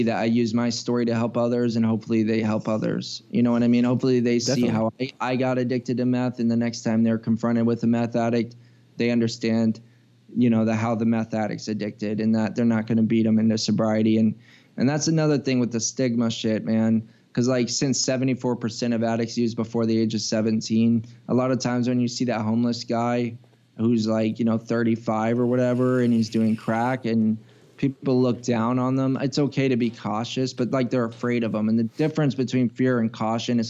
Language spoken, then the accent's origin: English; United States; being an American